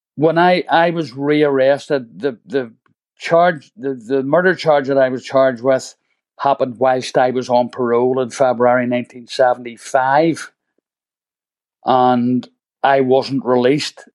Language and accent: English; Belfast, Northern Ireland, United Kingdom; I came from Woodstock Road